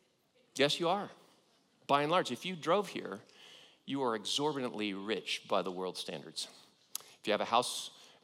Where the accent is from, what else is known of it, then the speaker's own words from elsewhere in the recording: Southern California, United States; I grew up in Southern California